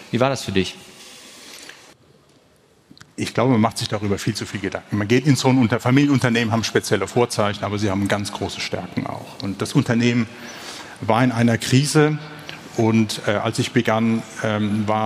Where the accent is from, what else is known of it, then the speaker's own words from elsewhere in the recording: Germany; born there; weil als gebürtiger Deutscher ist das Hometurf. Köln nicht als Kurpfälzer.